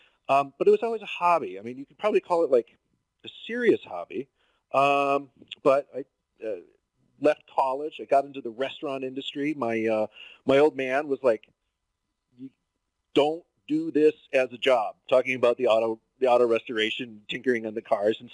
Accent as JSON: {"language": "English", "town": "Chicago", "region": "Illinois", "country": "United States", "tie": "born or raised there", "moved": "yes", "lives_now": "Driggs, United States", "said": "I grew up just outside of Chicago, Illinois."}